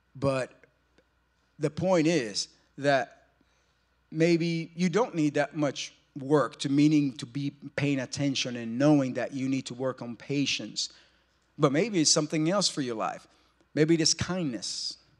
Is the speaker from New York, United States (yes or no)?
yes; New York, United States; moved away; We're from New York